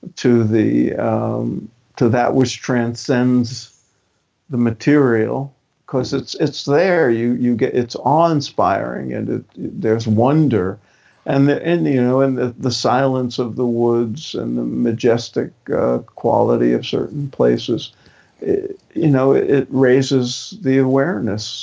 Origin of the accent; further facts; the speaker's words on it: New York City, New York, United States; I grew up in Brooklyn